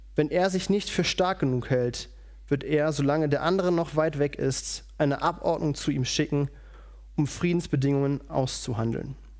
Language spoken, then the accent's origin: German; Radevormwald, North Rhine-Westphalia, Germany; moved away; Ich komme aus Rado vom Wald, das liegt bei Wuppertal